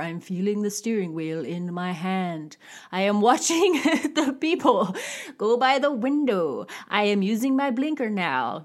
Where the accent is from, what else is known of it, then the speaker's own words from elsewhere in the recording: California, United States; I grew up in California